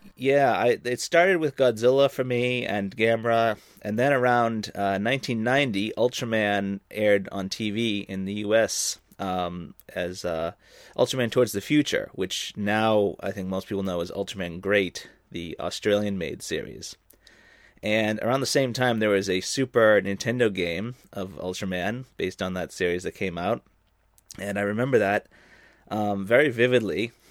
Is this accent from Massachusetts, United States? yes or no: yes; Boston, Massachusetts, United States; moved away as an adult; now in Japan; originally, I'm from Boston